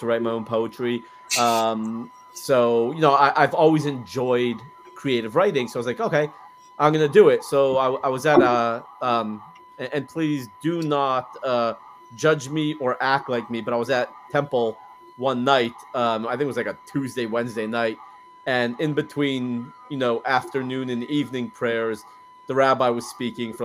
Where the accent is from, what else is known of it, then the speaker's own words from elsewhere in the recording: Los Angeles, California, United States; moved away as an adult; now in Texas, United States; I'm from Los Angeles originally. Been in Texas for, 7.5 years now